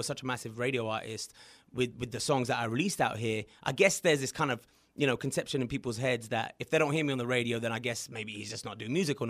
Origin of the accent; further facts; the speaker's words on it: England, United Kingdom; now in United States; I'm from England